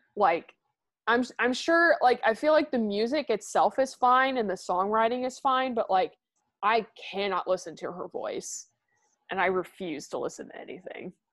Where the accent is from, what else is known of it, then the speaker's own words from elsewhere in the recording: Midwest, United States; I'm from the Midwest